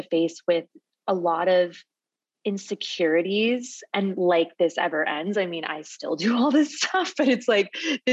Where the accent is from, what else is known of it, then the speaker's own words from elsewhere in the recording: Phoenix, Arizona, United States; moved away as an adult; also born or lived in San Diego, California; I'm born and raised in Phoenix, Arizona. I moved to California when I was 18